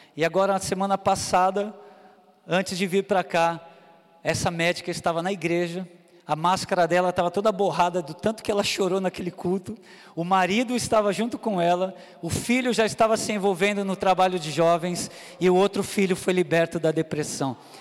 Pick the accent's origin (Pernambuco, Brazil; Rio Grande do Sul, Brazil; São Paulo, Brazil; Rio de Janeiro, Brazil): São Paulo, Brazil; moved away as an adult; now in Recife, Brazil; Nasci e cresci em São Paulo